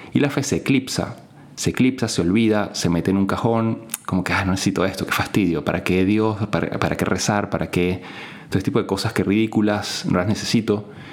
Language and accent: Spanish; Venezuela; en mi país, en Venezuela